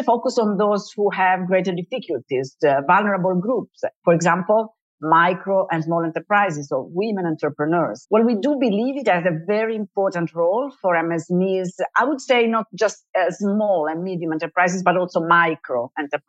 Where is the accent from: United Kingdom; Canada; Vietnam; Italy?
Italy; from Italy, more specifically from the Italian Central Bank